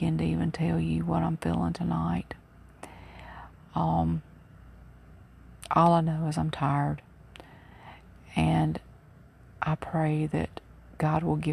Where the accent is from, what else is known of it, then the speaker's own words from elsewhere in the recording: Mobile, Alabama, United States; moved away as an adult; I'm originally from Mobile, Alabama, and I've been gone for all of my adult life